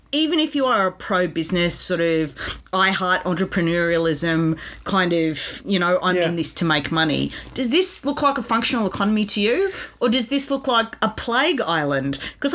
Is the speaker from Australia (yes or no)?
yes; Australia; I'm an Australian and I love this country